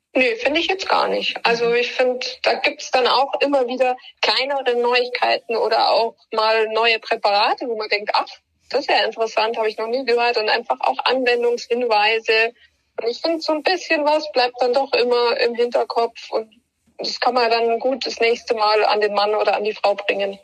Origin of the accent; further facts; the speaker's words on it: Bavaria, Germany; bei uns in Bayern